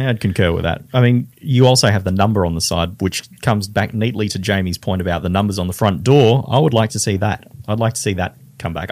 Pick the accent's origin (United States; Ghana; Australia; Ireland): Australia; North Queensland; moved away; I'm from North Queensland